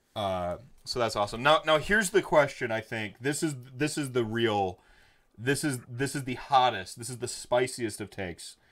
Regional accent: Wisconsin, United States; growing up in Wisconsin

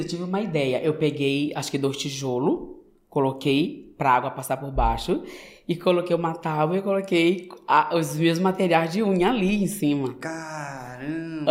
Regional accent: São Luís, Maranhão, Brazil; moved away as an adult; now in United States; maranhense, nordestino, e sou da cidade de São Luís, né, da capital do estado

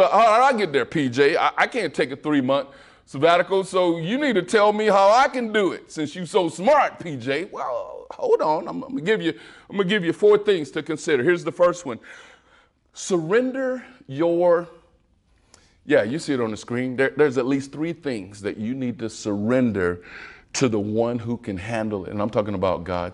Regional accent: Waco, Texas, United States; I'm from Waco, Texas

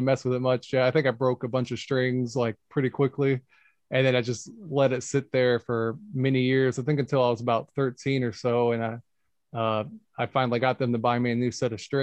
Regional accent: Augusta, Georgia, United States; also born or lived in Jacksonville; I was born in Jacksonville, but I didn't really live there. I was pretty much raised here in Augusta

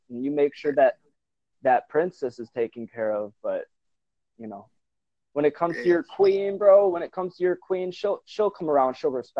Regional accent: Wisconsin, United States; I'm from Wisconsin, bro.

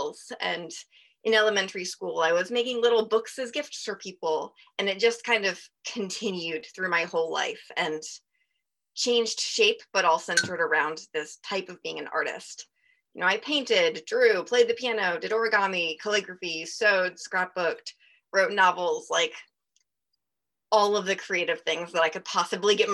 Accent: Salisbury, Maryland, United States; I grew up in Salisbury, Maryland

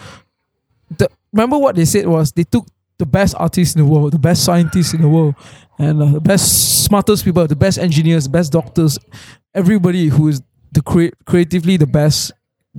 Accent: Johor, Malaysia; I'm from Johor, so I usually watch Singaporean TV

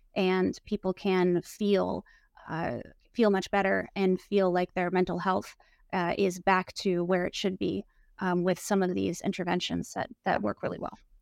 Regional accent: Portland, Oregon, United States; I was brought up in Portland, Oregon

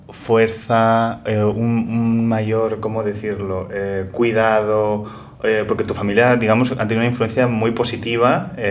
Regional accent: Madrid, Community of Madrid, Spain; Como buen madrileño

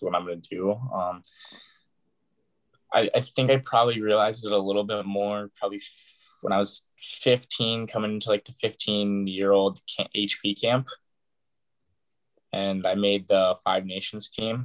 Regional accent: Minnesota, United States; growing up in Minnesota

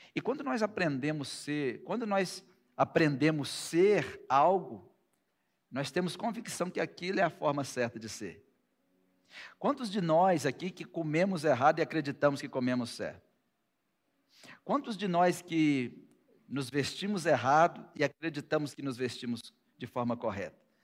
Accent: Brazil; Nós somos brasileiros

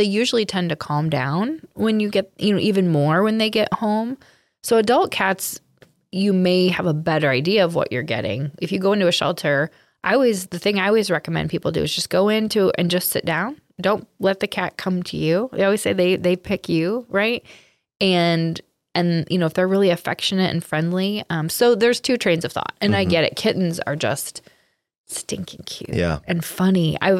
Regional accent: Monticello, Iowa, United States; Animal Welfare Friends in Monticello, Iowa. It's where I volunteer. It's my hometown.

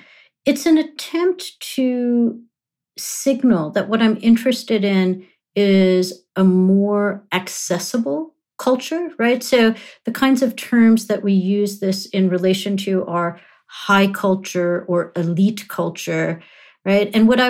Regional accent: London, United Kingdom; also born or lived in Nairobi, Kenya / New York, United States; I was born in Nairobi, Kenya, grew up in London and New York, but in a Punjabi-speaking household.

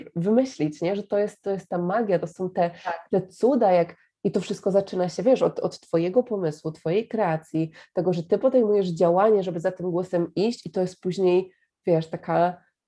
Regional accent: Poland; ja mówię, że z Polski

